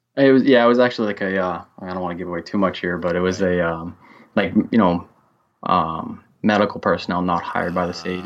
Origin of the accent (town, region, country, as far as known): Central Massachusetts, United States